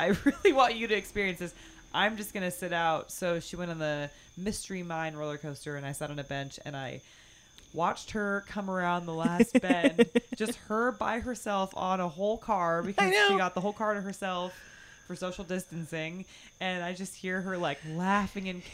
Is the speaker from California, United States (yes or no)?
yes; near the Bay Area, California, United States; I grew up riding roller coasters because I grew up near the Bay Area in California